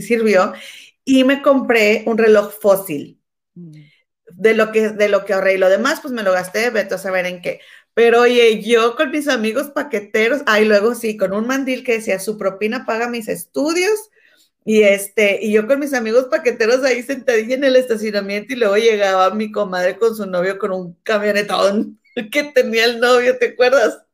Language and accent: Spanish; Mexico; moved away; yo soy mexicana